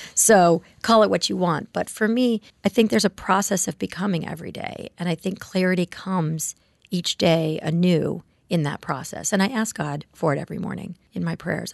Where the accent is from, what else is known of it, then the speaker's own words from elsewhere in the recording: Palos Verdes, California, United States; also born or lived in Ohio; I grew up in Palos Verdes, which is a suburb of Los Angeles.